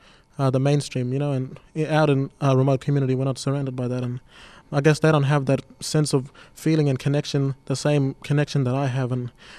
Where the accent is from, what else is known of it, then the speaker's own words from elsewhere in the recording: Doomadgee, Queensland, Australia; moved away; I am from Dumaji and I am 18 years old. I came from a remote community